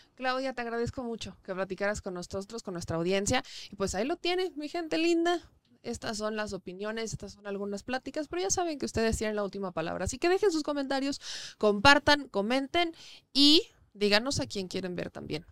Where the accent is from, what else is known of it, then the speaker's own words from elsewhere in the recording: Puebla, Mexico; also born or lived in Mexico City; soy poblana y si bien ya prácticamente estoy un 80-90% en la Ciudad de México, mi casa sigue estando en Puebla, mi vida sigue estando en Puebla